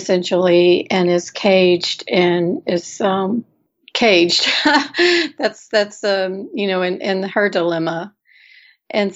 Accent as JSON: {"language": "English", "town": "Houston", "region": "Texas", "country": "United States", "tie": "born or raised there", "moved": "yes", "said": "I grew up in Houston, first of all. And so even though I haven't lived there in quite some time"}